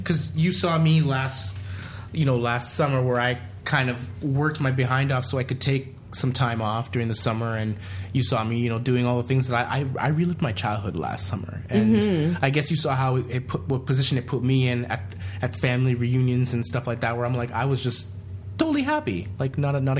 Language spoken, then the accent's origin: English; Canada; as a Canadian